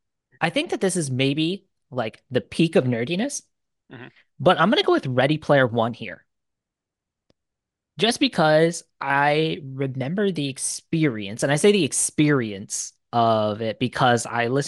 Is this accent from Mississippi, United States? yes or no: no; Detroit, Michigan, United States; Yes, I am from Minnesota, but originally I'm from Detroit. So I am Detroit everything